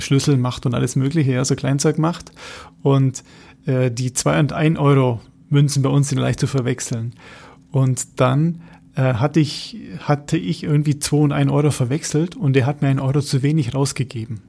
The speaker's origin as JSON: {"language": "German", "country": "Germany", "said": "als äh, Deutscher"}